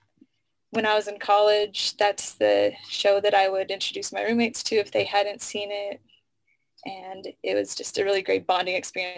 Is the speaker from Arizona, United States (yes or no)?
yes; Tucson, Arizona, United States; moved away; I'm originally from Tucson, Arizona.